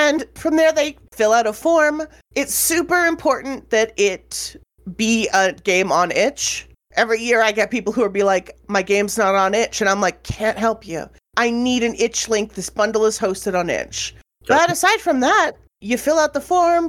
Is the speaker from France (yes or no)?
no; Canada; I'm a Canadian